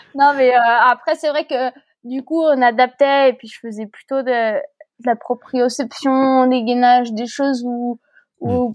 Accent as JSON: {"language": "French", "country": "France", "tie": "born or raised there", "said": "je suis née en France"}